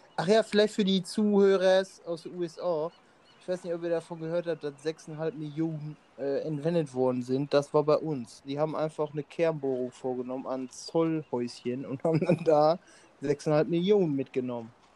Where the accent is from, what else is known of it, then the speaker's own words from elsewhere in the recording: Emmerich, North Rhine-Westphalia, Germany; bei uns in Emmerich